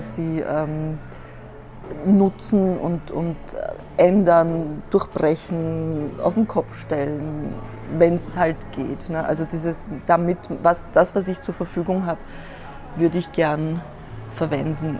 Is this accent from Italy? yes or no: no; Korneuburg, Lower Austria, Austria; moved away as an adult; also born or lived in Vienna, Austria; now in Berlin, Germany; ich bin leider in Korneuburg geboren und nicht in Wien